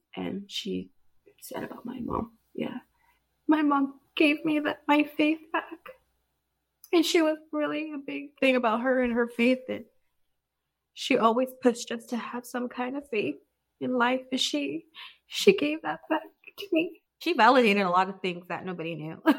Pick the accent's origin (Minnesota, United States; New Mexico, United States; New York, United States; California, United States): California, United States; San Dimas; I'm from San Dimas, California